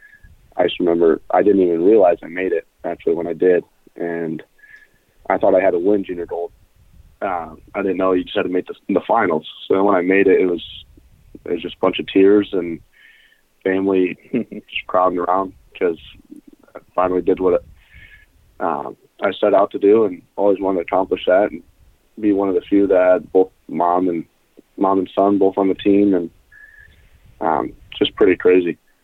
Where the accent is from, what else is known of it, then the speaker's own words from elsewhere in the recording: Coldwater, Michigan, United States; I'm from Coldwater, Michigan. It's a little small town in southwest Michigan